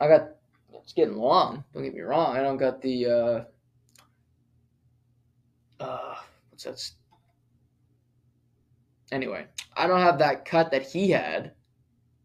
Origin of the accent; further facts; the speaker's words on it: Canada; I was born in Canada and I played hockey for 18 years